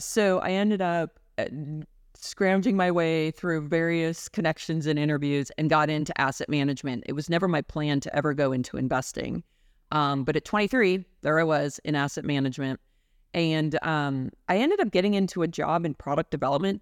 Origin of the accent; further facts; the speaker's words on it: Denver, Colorado, United States; moved away as an adult; also born or lived in Arizona; my hometown of Denver